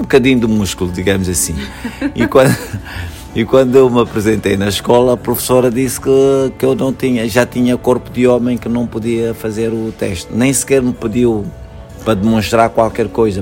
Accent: Luanda, Luanda Province, Angola; nasci em Angola, em Luanda

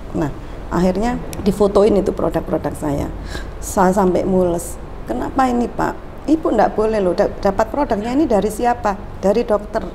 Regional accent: Gresik, East Java, Indonesia; also born or lived in Sidoarjo; Saya memang asli Gresik

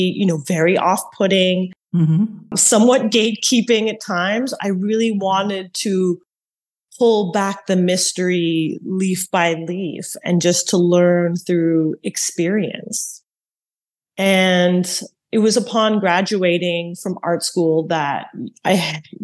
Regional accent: Montreal, Quebec, Canada; also born or lived in Toronto; now in New York, United States; I was born in Montreal

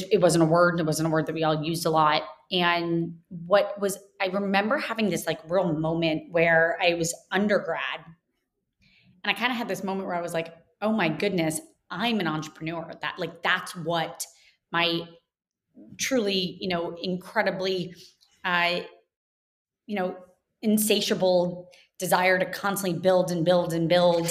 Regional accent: Jacksonville, Florida, United States; moved away as an adult; also born or lived in Kentucky; I grew up in Jacksonville, Florida, spent basically, you know, the first year of my life till 18 there, and very much consider that home and still

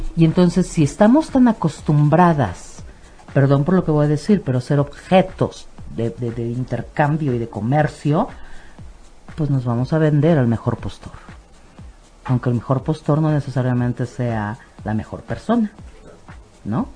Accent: Mexico; nosotros como cultura mexicana

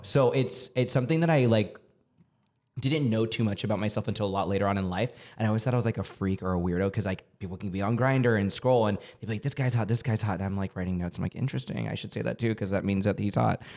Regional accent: San Antonio, Texas, United States; also born or lived in New York / Denver; now in Los Angeles, United States; I come from San Antonio, Texas, born and raised

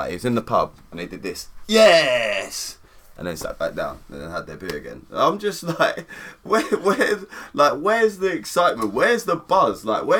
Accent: England, United Kingdom; But this is why it's fun to be an English fan. Like, this is why we're English

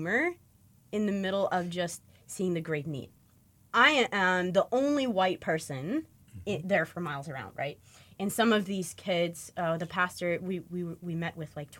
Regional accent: Michigan, United States; I grew up in the Amish in an Amish community in Michigan

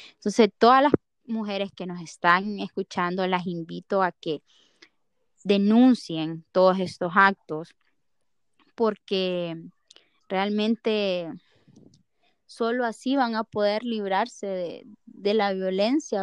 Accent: Honduras; como hondureños, nos queda afrontar esto

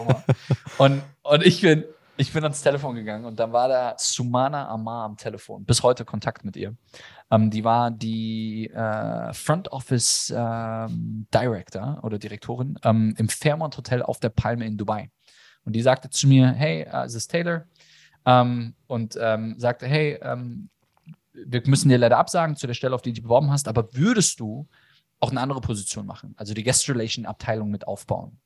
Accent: a village south of Frankfurt, near the Bavarian border, Hesse, Germany; ich bin auch im Dorf groß geworden, südlich von Frankfurt, äh, schon an der bayerischen Grenze

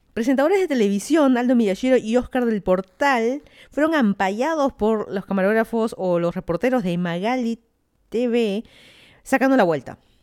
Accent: Lima, Peru; moved away as an adult; also born or lived in Miami, United States; now in Fairfax County, Virginia, United States; yo soy de Lima, Perú. Me mudé a Estados Unidos ya

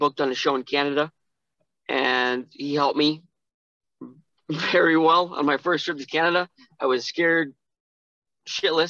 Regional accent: Montana, United States; moved away; also born or lived in Erie, Pennsylvania; I was born and raised in Montana

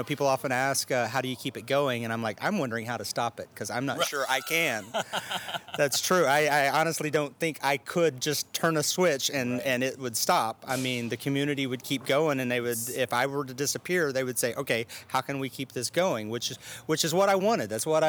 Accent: Arkansas, United States; now in Austin, United States; Austin, Texas is home now. I originally came from Arkansas

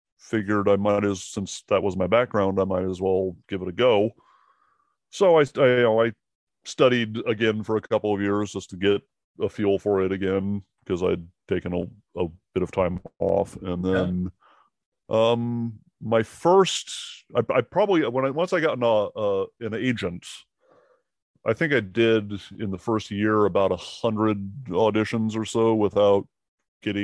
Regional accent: Seattle, Washington, United States; moved away as an adult; now in Savannah, United States; I'm from Seattle originally, so I did a lot of theater and some little indie films there

